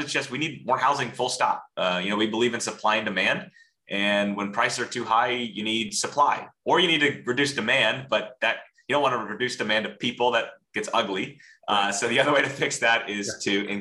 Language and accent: English; Central Florida, United States; I grew up in Central Florida and have spent most of my life here.